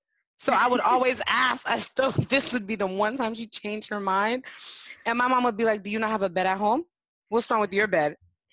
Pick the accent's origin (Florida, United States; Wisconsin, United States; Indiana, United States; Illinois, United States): Florida, United States; Miami; accent: Haitian; first language Haitian Creole; English is a second language; also born or lived in Haiti; Creole is my first language. I was born in Haiti. Even though I went to school in Miami and grew up in Miami, I grew up in Miami. So I moved to Miami since I was 4.